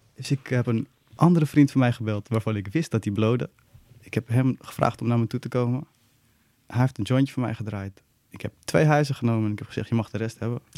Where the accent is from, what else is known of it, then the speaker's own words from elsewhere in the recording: Nieuw-Vennep, North Holland, Netherlands; moved away as an adult; now in Amsterdam, Netherlands; ik ben, ik ben in Nieuw-Vennep opgegroeid.